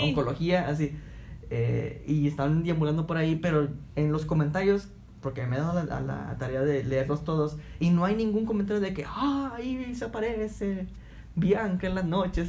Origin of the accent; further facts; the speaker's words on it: Altamira, Tamaulipas, Mexico; yo soy de Altamira